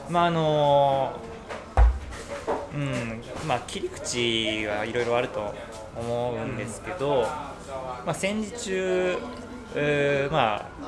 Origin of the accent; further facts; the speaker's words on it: Kyoto, Japan; 出身京都出身京都で育ちも京都やけどそうなんだそうそうそうそうさすがに兵庫の人だと思ってたでもあのいわゆる中心部じゃない